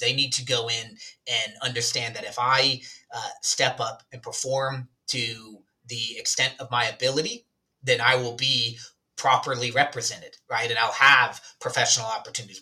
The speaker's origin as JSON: {"language": "English", "region": "Alabama", "country": "United States", "tie": "born or raised there", "moved": "yes", "said": "I'm actually originally from uh, a southern small community in the state of Alabama. I grew up in Alabama and then I moved away to play soccer"}